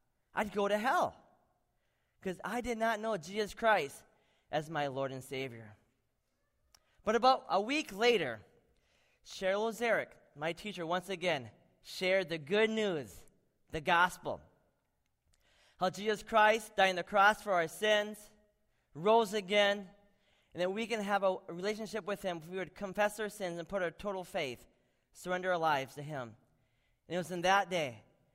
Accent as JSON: {"language": "English", "town": "Butterfield", "region": "Minnesota", "country": "United States", "tie": "born or raised there", "also_born_or_lived": "Macedonia", "moved": "as an adult", "said": "I grew up in Butterfield, Minnesota"}